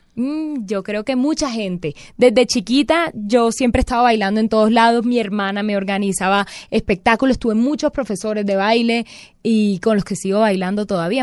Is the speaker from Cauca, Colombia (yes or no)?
no; Barranquilla, Atlántico, Colombia; also born or lived in Bogotá; nosotros crecimos amando el Carnaval